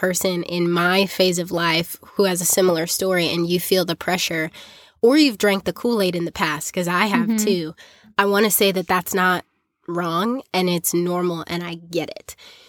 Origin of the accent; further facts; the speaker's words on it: South Africa; the culture that I grew up in South Africa, really formed some negative opinions about men and dating